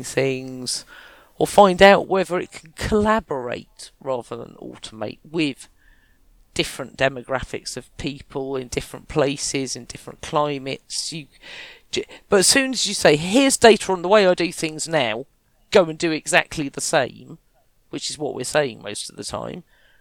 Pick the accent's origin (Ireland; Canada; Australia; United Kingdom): United Kingdom; Kent, South East England; I was from Kent